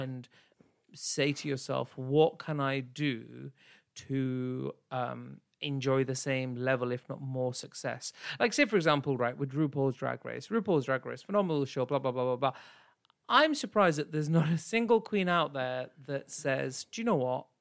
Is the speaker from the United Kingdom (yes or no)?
yes; United Kingdom; I am still South Asian and I'm British